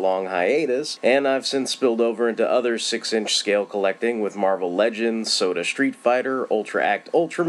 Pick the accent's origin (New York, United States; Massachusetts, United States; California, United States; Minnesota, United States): California, United States; California Bay Area, United States; with the Fanholes Podcast and the History of Comics on Film web series. I'm from the California Bay Area in the good old U.S. of A.